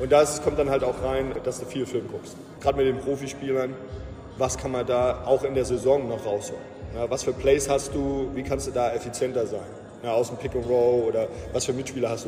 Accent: the area around Ramstein, Rhineland-Palatinate, Germany; also born or lived in Iowa / Atlanta; ich bin halt auch hier in der Gegend aufgewachsen

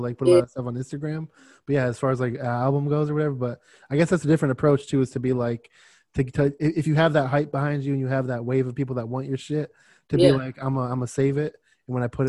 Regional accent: Miami, Florida, United States; now in Phoenix, United States; I'm from Miami, but right now I live in Arizona. So I live in like Phoenix area.

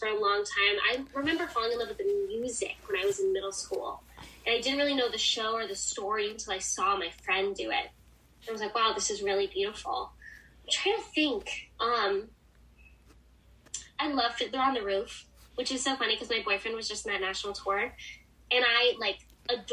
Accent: Boston, Massachusetts, United States; now in New York City, United States; I'm originally from Boston

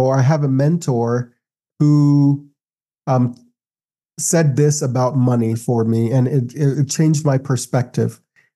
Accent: Brazil; now in United States; sometimes after being in the US for a long time, I start romanticizing my home country a little bit, where I'm like, maybe it wasn't so bad.

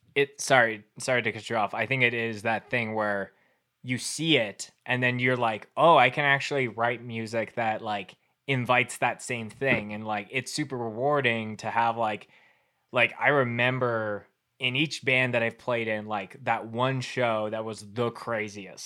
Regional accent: Winnipeg, Manitoba, Canada; now in Calgary, Canada; originally growing up in Winnipeg

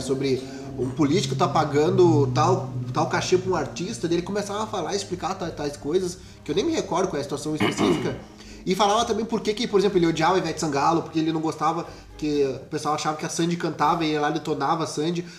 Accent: Rio Grande do Sul, Brazil; a gente é do Rio Grande do Sul

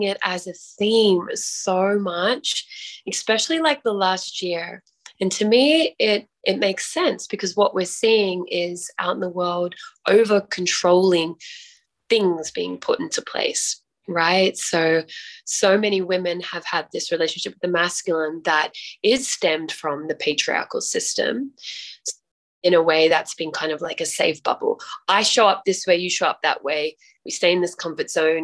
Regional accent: Australia; now in Mexico; I am from Australia, currently in Mexico

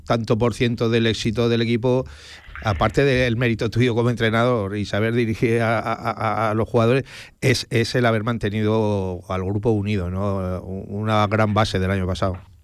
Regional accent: Aragon, Spain; los aragoneses

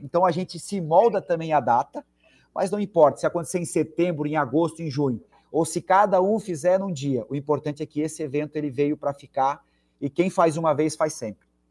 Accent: Blumenau, Santa Catarina, Brazil; also born or lived in Curitiba; sou de Blumenau, fui morar lá, mas já voltei

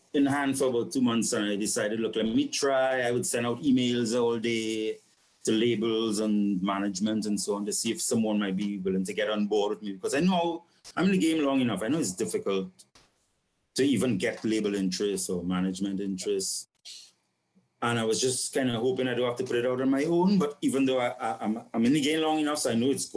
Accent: San Fernando, Trinidad & Tobago; now in Port of Spain, Trinidad and Tobago; I was born and grew up in San Fernando, which is the south

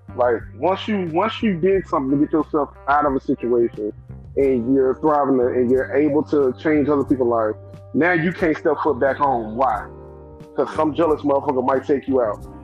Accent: Memphis, Tennessee, United States; now in Atlanta, United States; Memphis is home, and I mean, I'm from South Memphis

